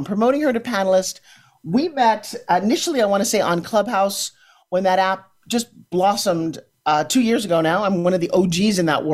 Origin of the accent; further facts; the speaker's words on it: Ukraine; now in Florida, United States; I'm also from the Ukraine